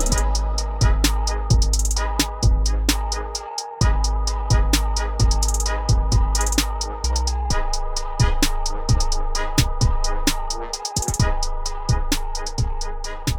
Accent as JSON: {"language": "English", "town": "Orlando", "region": "Florida", "country": "United States", "tie": "born or raised there", "also_born_or_lived": "Brooklyn, New York", "said": "born in Brooklyn, New York, raised in Orlando, Florida"}